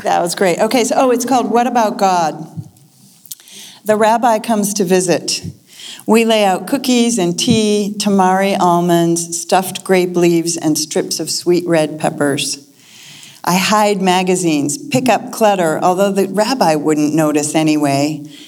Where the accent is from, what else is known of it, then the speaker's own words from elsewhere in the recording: Lexington, Massachusetts, United States; moved away; I grew up in Lexington, Massachusetts